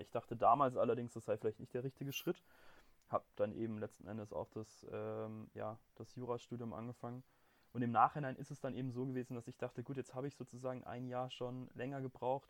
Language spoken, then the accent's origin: German; Baden-Württemberg, Germany; moved away as an adult; now in Munich, Germany; bei uns in Baden-Württemberg